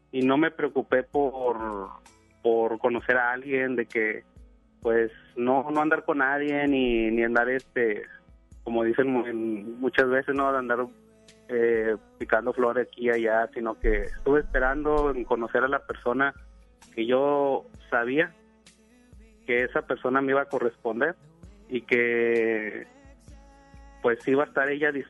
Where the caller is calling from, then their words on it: Apodaca, Nuevo León, Mexico; De, de Apodaca, Nuevo León.